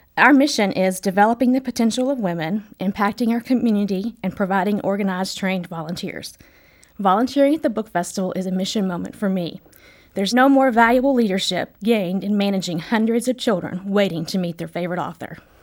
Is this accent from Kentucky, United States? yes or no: yes; Kentucky, United States; now in Washington, D.C., United States; my home state of Kentucky